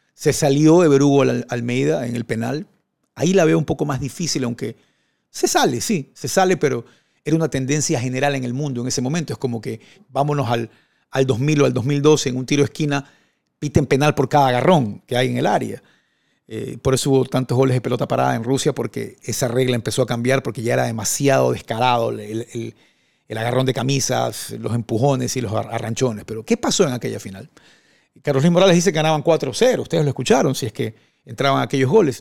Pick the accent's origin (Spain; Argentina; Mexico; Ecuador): Ecuador; also born or lived in Maracay, Venezuela; en mi país, en Ecuador